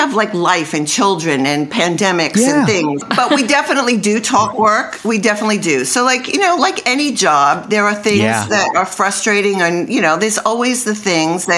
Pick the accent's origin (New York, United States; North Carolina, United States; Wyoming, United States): New York, United States; moved away; I'm from New York and I used to box when I lived in New York